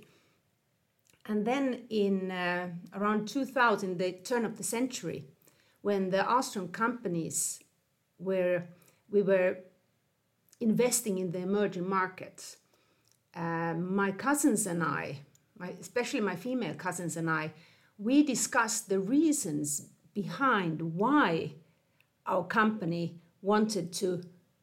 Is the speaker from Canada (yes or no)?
no; Finland; moved away as an adult; I grew up in Finland, but I have lived in 10 different countries on four continents over a 10-20-year period